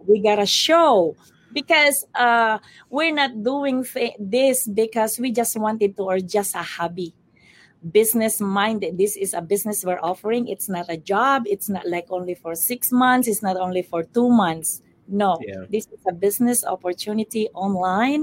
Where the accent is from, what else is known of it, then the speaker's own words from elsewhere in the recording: Philippines; now in Kentucky, United States; I'm from the Philippines